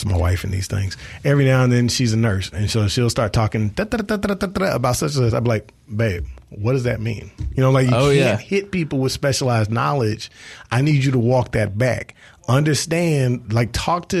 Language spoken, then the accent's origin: English; South Mississippi, United States; I'm from South Mississippi, and we used to work with the kids in our community a lot